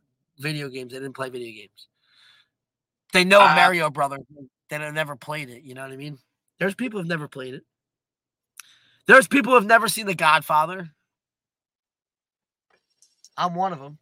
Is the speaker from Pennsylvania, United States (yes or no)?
yes; Levittown, Pennsylvania, United States; having a big family and growing up in Levittown.